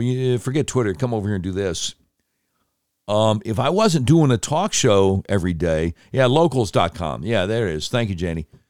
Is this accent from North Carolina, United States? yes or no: yes; Charlotte, North Carolina, United States; moved away; also born or lived in Panama City, Florida / Little Rock, Arkansas; my hometown station, a thing called News Talk eleven ten, W B T, Charlotte